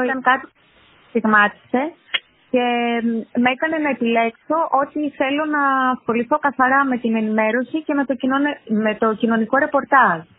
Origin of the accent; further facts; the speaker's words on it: Cyprus; now in Greece; η καταγωγή μου είναι από Κύπρο και τα τελευταία χρόνια εγώ και εργάζομαι μόνιμα στην Ελλάδα